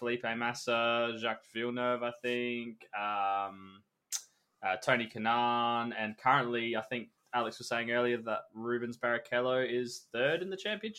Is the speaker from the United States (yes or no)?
no; Australia; being an Australian